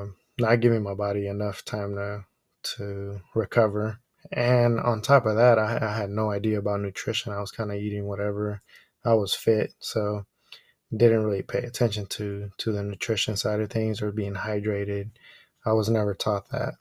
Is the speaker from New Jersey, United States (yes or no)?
no; Oakland, California, United States; first language Spanish; English is a second language; And I was born here in Oakland, California, and I've been here ever since.